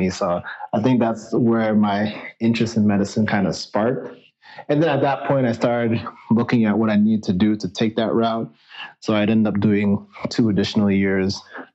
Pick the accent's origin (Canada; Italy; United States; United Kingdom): Canada; Toronto, Ontario; moved away as an adult; I was born and raised in Toronto, Ontario, Canada